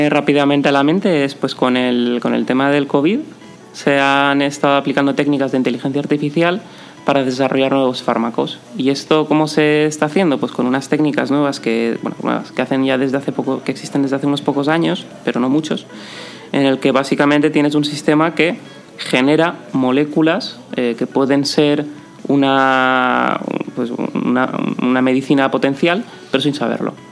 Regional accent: Valencia, Valencian Community, Spain; also born or lived in Italy; Yo soy valenciano, sí. Nacido y crecido. He estado en algún momento de mi vida fuera, de Erasmus, de promo, he, vivido también en Italia, pero sí, crecí y, nacido y crecido en Valencia.

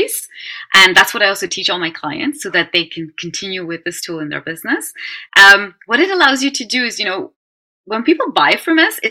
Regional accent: Netherlands; I'm being born and raised in Holland and with an Indian background

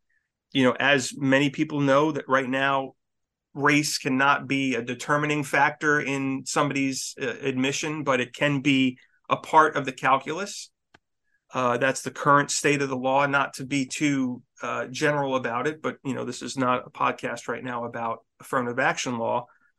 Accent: Northeast, United States; You know, I'm from the Northeast and I want to go where it's sunny.

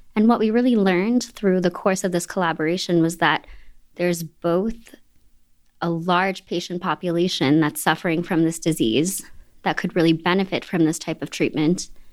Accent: Boston, Massachusetts, United States; I'm a local. I'm from the Boston area

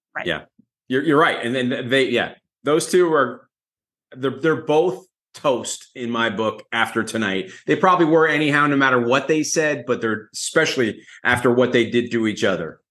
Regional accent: New Jersey, United States; I'm from Jersey

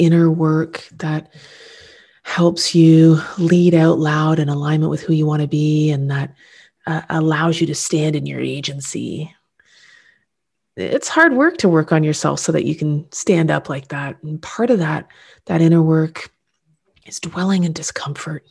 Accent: Canada; being Canadian, in the society in which I live, love, and lead

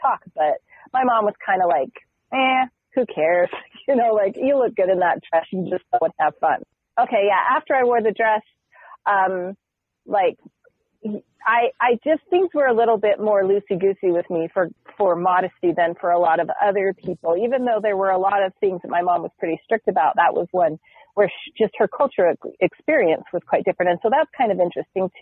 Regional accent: Southern Utah, United States; I grew up in Southern Utah

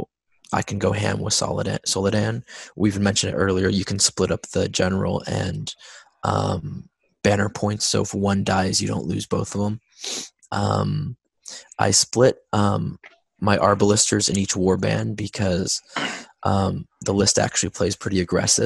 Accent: United States; I'm American

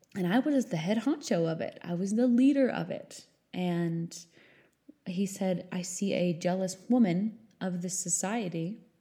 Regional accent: New Hampshire, United States; I grew up in New Hampshire

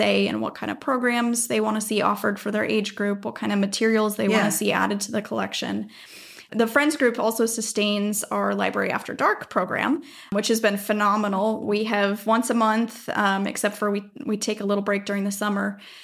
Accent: Minnesota, United States; moved away as an adult; also born or lived in Southern California / Washington DC; now in Oregon, United States; I grew up in Minnesota.

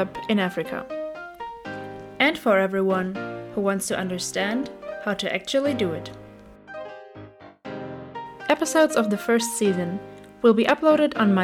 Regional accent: Germany; moved away as an adult; also born or lived in Uganda; I'm an entrepreneur from Germany

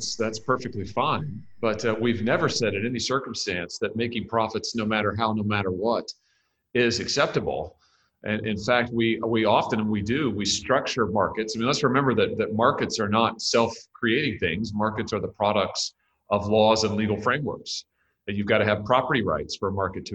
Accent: Missouri, United States; Missouri, my home state

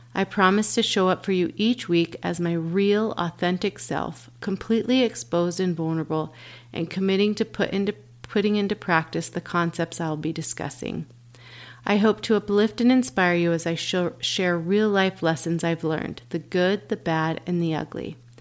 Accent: Dallas, Texas, United States; Born and raised in Dallas, Texas.

